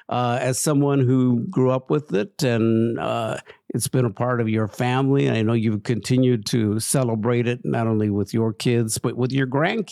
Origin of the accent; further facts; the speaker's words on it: Mexico; I'm Mexican.